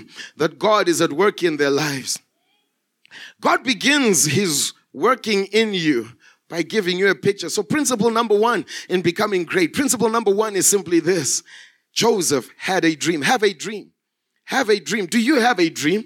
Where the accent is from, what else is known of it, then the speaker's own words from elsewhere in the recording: Zimbabwe; moved away as an adult; now in South Africa; I was born and bred in Zimbabwe. I grew up in Zimbabwe until 2005 when I came to South Africa as a missionary